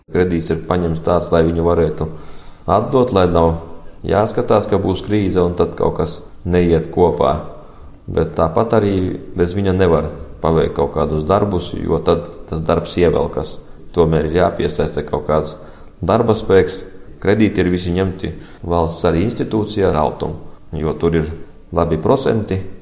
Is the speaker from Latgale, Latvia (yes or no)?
yes; Strūžāni, Latgale, Latvia; also born or lived in Silmala Parish / Viļāni; Pats es dzimu un Silmalas pagastā no Maltas 8 km Reizeknas novas. Dzimu tur un pēc tam mēs dzīvojam Viļānos un pēc tam pārcēlāmies uz Strūžāniem.